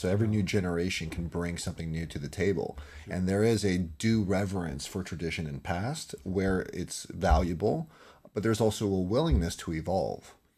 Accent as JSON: {"language": "English", "region": "California", "country": "United States", "tie": "born or raised there", "said": "I'm from, born and raised in California."}